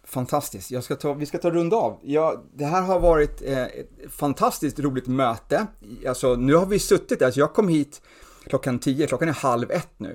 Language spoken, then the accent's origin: Swedish; Stockholm, Stockholm County, Sweden; Alltså jag är uppvuxen i Stureby